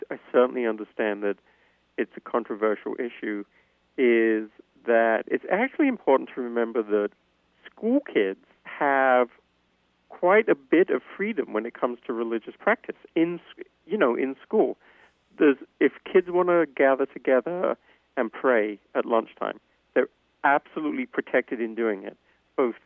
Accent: England, United Kingdom; moved away; I grew up in England

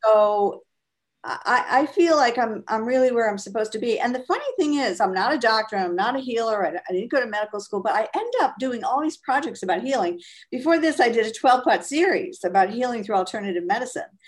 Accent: Fall River, Massachusetts, United States; also born or lived in Amherst, Massachusetts / Springfield, Massachusetts / Marblehead, Massachusetts / Boston; I grew up in Fall River, Mass

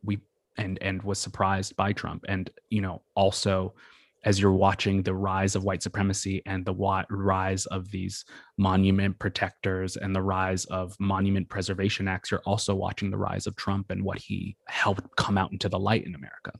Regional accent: Massachusetts, United States; moved away as an adult; also born or lived in New York area / New Orleans; I grew up in Massachusetts and, uh, sort of the New York area.

